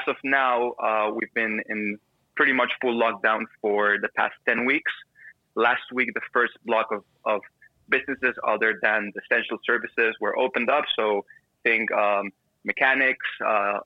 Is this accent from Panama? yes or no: yes; Panama; I grew down here in Panama